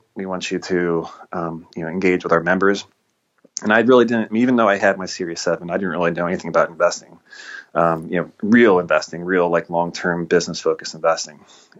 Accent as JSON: {"language": "English", "town": "Cincinnati", "region": "Ohio", "country": "United States", "tie": "born or raised there", "said": "so I got a job in my hometown of Cincinnati"}